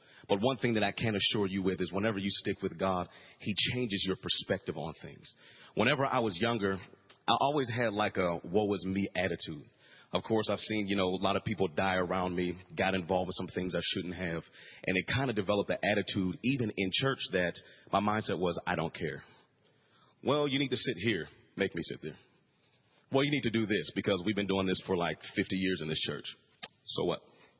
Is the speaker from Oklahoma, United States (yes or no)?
no; Pittsburgh, Pennsylvania, United States; also born or lived in Frankfurt, Germany / Greece; But I was born in Frankfurt, Germany. Then we lived in Greece. Of course, I'm an Army brat. And then we moved to Pittsburgh, Pennsylvania.